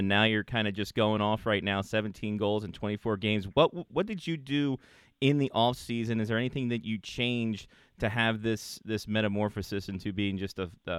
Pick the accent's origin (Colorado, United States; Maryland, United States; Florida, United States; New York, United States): Maryland, United States; when I was growing up in the area